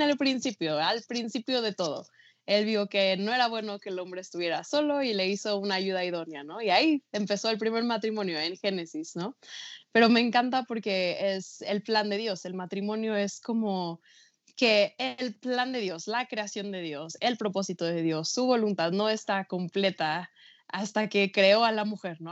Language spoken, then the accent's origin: Spanish; Mexico; pero yo nací y crecí en México, toda mi vida he vivido aquí